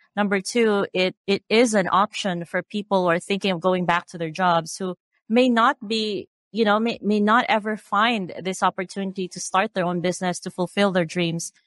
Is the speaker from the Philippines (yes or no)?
yes; Philippines; I grew up in the Philippines. I'm Filipina.